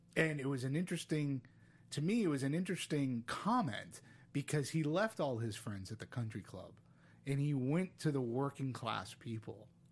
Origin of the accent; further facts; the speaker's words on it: Boston, Massachusetts, United States; now in Southern California, United States; growing up in Boston